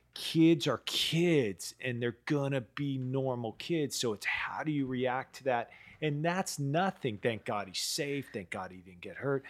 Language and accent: English; East Palo Alto, California, United States; I grew up in East Palo Alto, um, you know, the, the hood